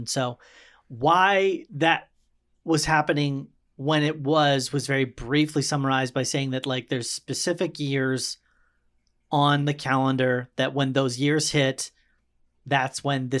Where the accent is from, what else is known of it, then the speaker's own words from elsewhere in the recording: Baltimore, Maryland, United States; born there; also born or lived in Nebraska; I lived in Nebraska, dude. And I mean, it's a very different world. Like when we moved from, I was born in Baltimore.